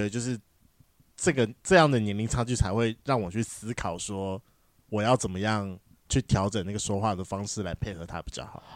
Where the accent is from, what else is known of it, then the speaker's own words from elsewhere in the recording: Taiwan; accent: Taiwanese Mandarin (台湾国语); 我刚才是不是很台湾国语啊